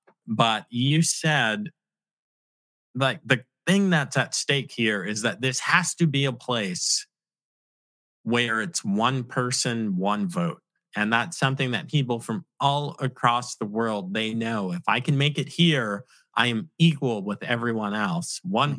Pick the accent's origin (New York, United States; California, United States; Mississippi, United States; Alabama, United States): New York, United States; New York City; moved away; also born or lived in Virginia; I'm begrudgingly from New York City, but I claim to be a Virginian.